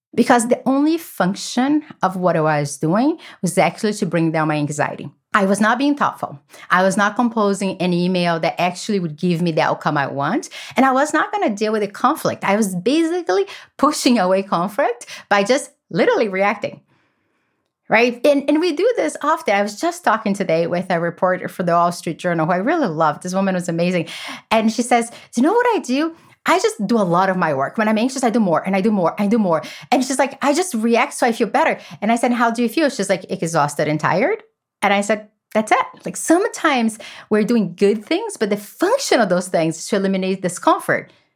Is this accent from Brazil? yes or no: yes; Brazil; now in United States; I grew up in Brazil in a family that chaos is the only thing that we knew.